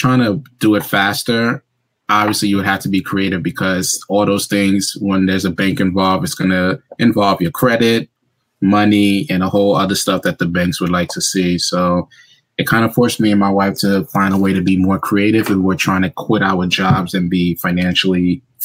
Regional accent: New York City, New York, United States; moved away as an adult; also born or lived in suburbs of Philadelphia, Pennsylvania; now in Pennsylvania, United States; Born and raised in New York, specifically Brooklyn, then grew up in the Bronx.

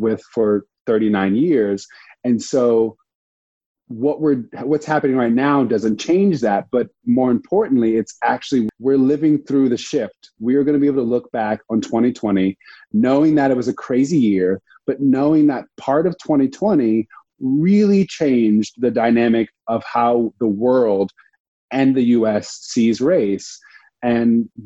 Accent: Dana Point, California, United States; moved away as an adult; also born or lived in Providence, Rhode Island; now in New York, United States; I grew up in Orange County, California, in Dana Point.

